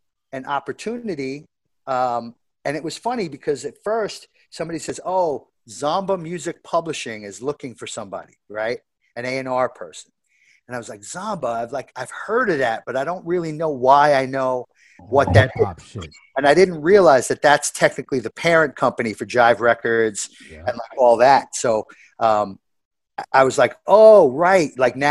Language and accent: English; New York, United States; I grew up in New York